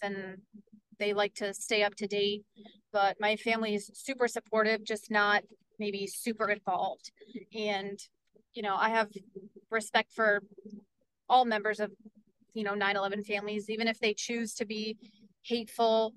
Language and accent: English; Port Jervis, New York, United States; I am on council in the city of Port Jervis, and that's my hometown.